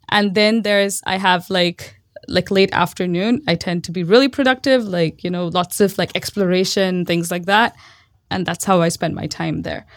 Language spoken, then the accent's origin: English; Mumbai, Maharashtra, India; moved away as an adult; also born or lived in Austin; now in Bay Area, United States; I grew up in Mumbai. Well, not just grew up, I was born in Mumbai